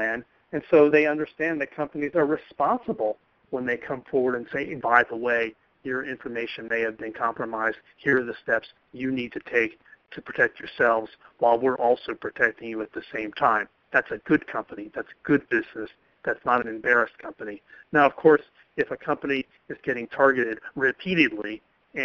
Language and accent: English; United States; accent: Yank; now in San Francisco, United States; here I am in my Yank accent